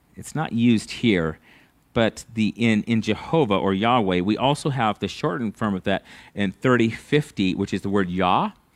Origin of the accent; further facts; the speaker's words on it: United States; As an American